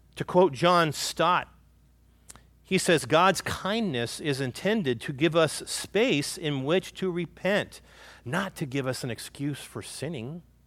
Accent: California, United States; moved away; where I grew up in California

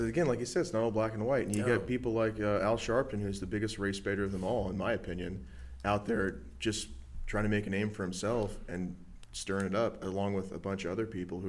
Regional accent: United States; I'm fucking American.

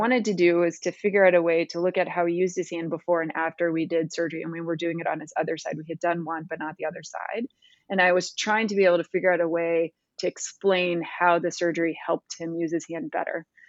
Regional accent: Missouri, United States; moved away as an adult; also born or lived in North Carolina / St. Louis, Missouri / Cincinnati, Ohio; So, I am a Midwesterner. I was born in Missouri. My parents were both professors at the University of Missouri, um, have recently retired, but I grew up in a very academic household.

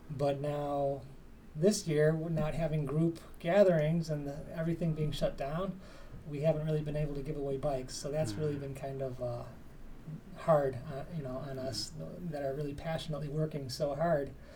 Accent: Parma, Ohio, United States; I was born and raised in Parma, Ohio in a blizzard in 1973.

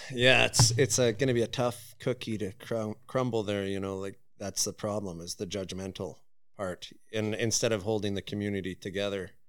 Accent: Prince George, British Columbia, Canada; born and raised in Prince George

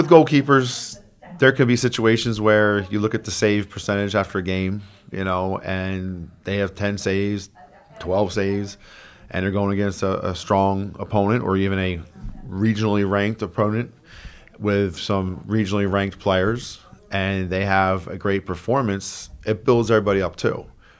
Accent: Sykesville, Maryland, United States; Carroll County.

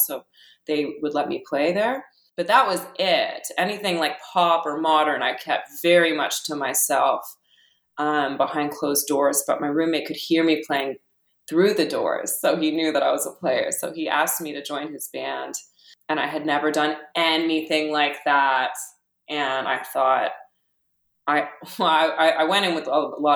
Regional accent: Ottawa, Ontario, Canada; also born or lived in Australia; I grew up in Ottawa, and in Australia a little bit when I was a kid

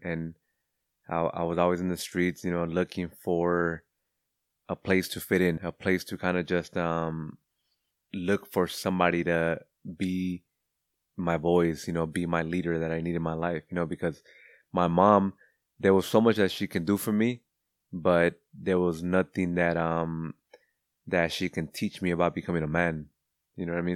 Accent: Cudahy, California, United States; also born or lived in West Los Angeles; growing up in Cudahy

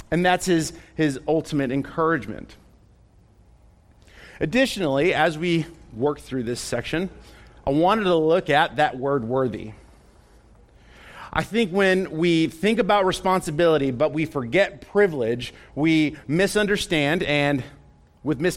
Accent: Texas, United States; telling other people, man, I'm from Texas.

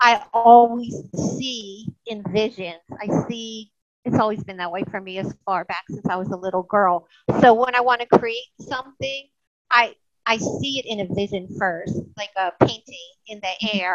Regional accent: United States; also born or lived in New Orleans area; now in Mississippi, United States; I grew up in the New York area and then we moved to Mississippi

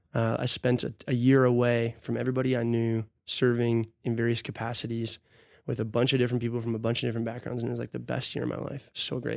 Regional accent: Hudson, Wisconsin, United States; also born or lived in Minneapolis / Arkansas; I grew up in Hudson

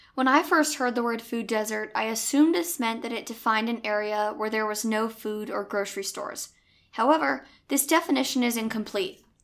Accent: Connecticut, United States; Growing up in Connecticut

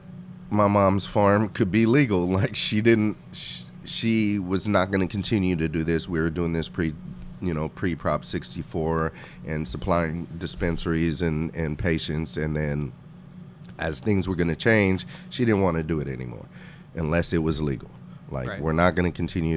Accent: Oakland, California, United States; also born or lived in Mendocino; I was raised in East Oakland as well as in Mendocino

